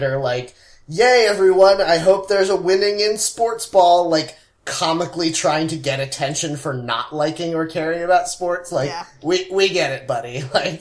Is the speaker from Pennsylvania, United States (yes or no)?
yes; Philadelphia area, Pennsylvania, United States; born or raised there